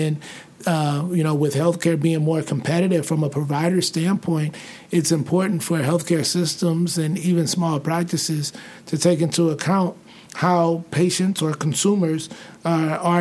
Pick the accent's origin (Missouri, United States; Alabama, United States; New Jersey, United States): Missouri, United States; St. Louis; moved away as an adult; now in Arizona, United States; I grew up in St. Louis, grew up in predominantly African-American environments.